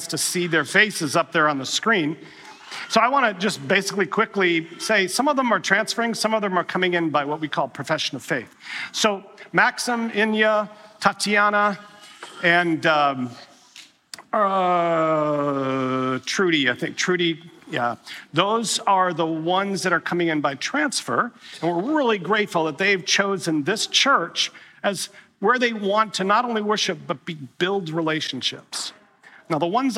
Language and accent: English; Wisconsin, United States; growing up in Wisconsin